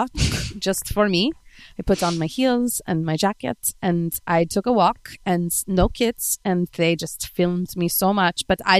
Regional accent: Spain; Because I'm from España and I have warm blood.

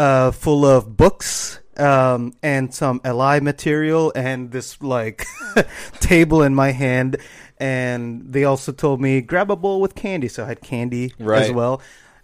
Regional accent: Florida, United States; that I grew up with in Florida

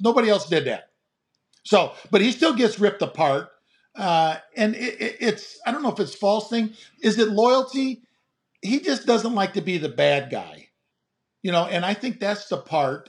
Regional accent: Gary, Indiana, United States; I was brought up in the Midwest. I, in Gary, Indiana

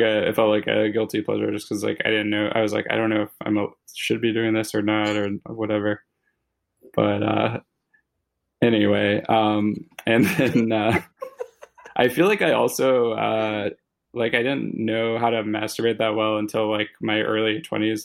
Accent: Louisville, Kentucky, United States; I grew up in Louisville, Kentucky

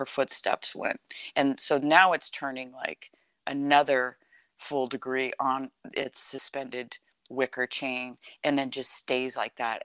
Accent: California, United States; I grew up in California.

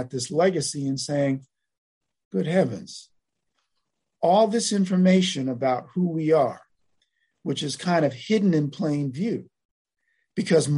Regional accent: Long Island, New York, United States; I grew up on Long Island, you know, in New York

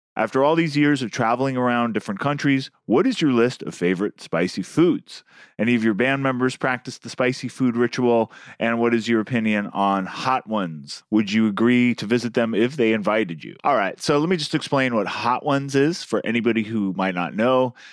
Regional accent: San Francisco Bay Area, California, United States; now in New York, United States; Mexican food is something I grew up with in the San Francisco Bay Area. It's gotten much better in New York in the time since I've moved here.

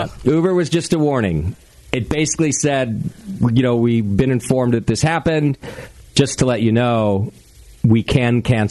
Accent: Los Angeles, California, United States; When I was a kid in L.A., all my friends and all my neighbors were the kids my age.

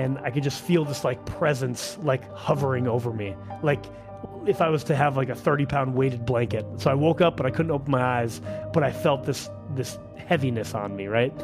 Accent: Duluth, Minnesota, United States; I grew up in Duluth, Minnesota

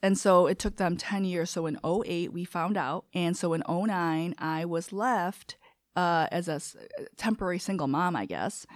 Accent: Chicago, Illinois, United States; first language Korean; English is a second language; also born or lived in South Korea; I grew up on West Eastwood, and there was a school and a Lutheran church

